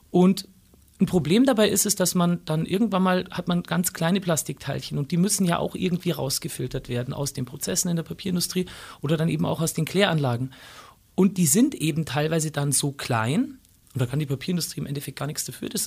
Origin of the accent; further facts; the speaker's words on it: Bavaria, Germany; Ammersee ja.